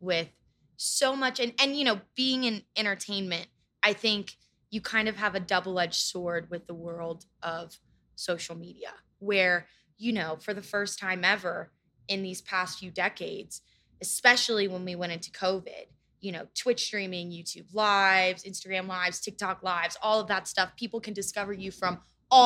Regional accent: Florida, United States; I'm from Florida. I have relatives who lived in Fort Myers, relatives that lived in Sarasota. I've lived in Florida my whole life

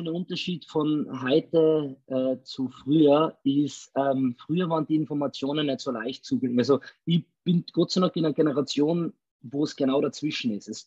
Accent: Salzburg, Austria; Ich bin ein Salzburger, also aus dem schönen Österreich.

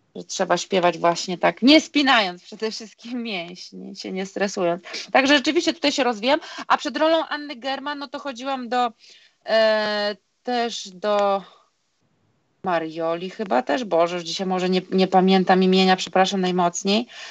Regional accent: Vilnius, Vilnius County, Lithuania; moved away; No, bo ja pochodzę z Litwy, z Wilna

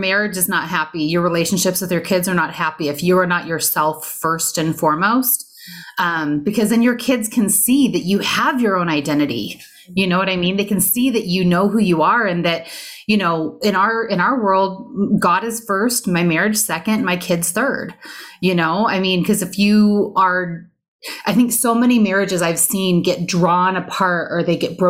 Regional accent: Southern California, United States; I grew up in Southern California

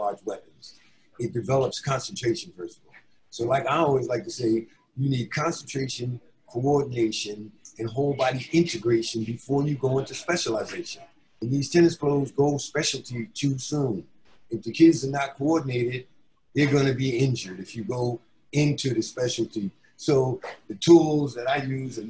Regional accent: Elizabeth, New Jersey, United States; I'm from Elizabeth, New Jersey, an urban place

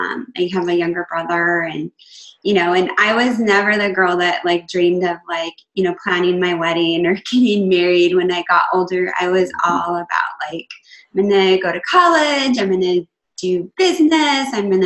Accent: just outside of Portland, Oregon, United States; So I am from Oregon. I grew up just outside of Portland, so Pacific Northwest.

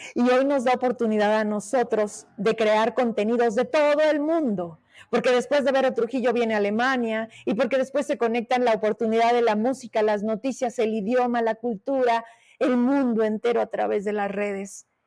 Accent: Fresnillo, Zacatecas, Mexico; Fresnillo, mi tierra

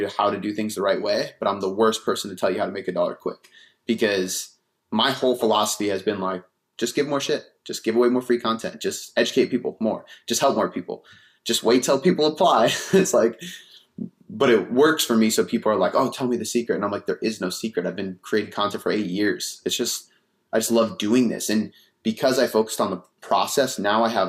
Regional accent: Seattle, Washington, United States; also born or lived in Bonney Lake, Washington; I grew up south of the city, and then I moved up to the city in high school

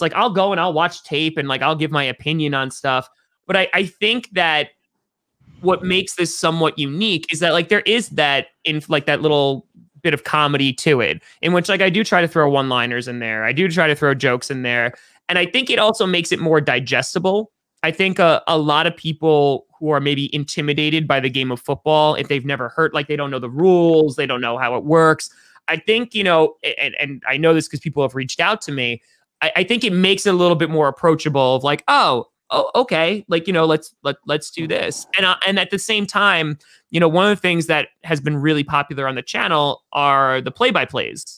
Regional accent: New York, United States; I grew up in New York.

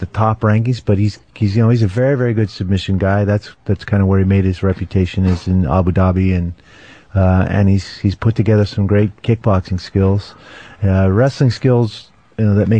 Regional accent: Seattle, Washington, United States; I grew up in Seattle

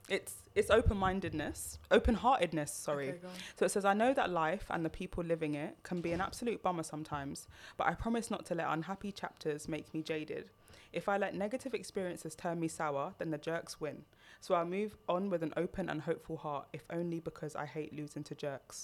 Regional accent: Jamaica; We don't do that as a Jamaican.

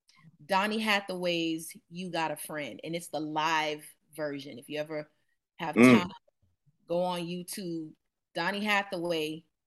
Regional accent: Miami, Florida, United States; I came from the middle class side of Miami. You know, it was predominantly Jamaican, West Indian

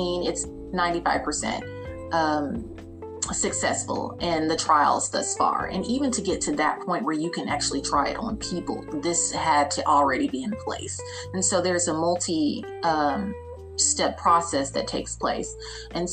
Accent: United States; we as Americans

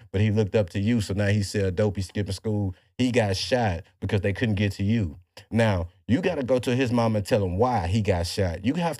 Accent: the South, United States; we're from the South. You know how we are. We play as pimps out here.

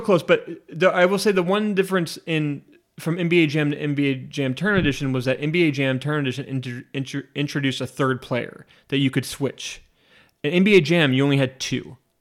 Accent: Spokane, Washington, United States; I'm from Spokane, Washington

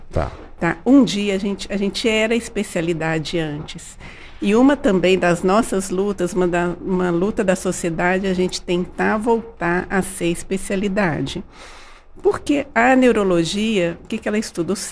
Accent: Varginha, Minas Gerais, Brazil; Eu nasci em Varginha.

